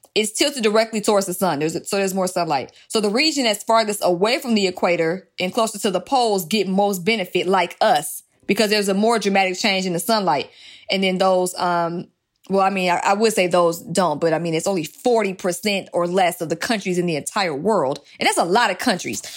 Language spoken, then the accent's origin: English; Georgia, United States; accent: African American Vernacular English; now in California, United States; I'm in California, so California does things differently than my home state of Georgia